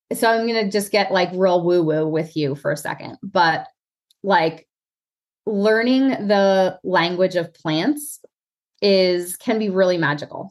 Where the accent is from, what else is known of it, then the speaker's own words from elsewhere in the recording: New Jersey, United States; now in Pennsylvania, United States; growing up in North Jersey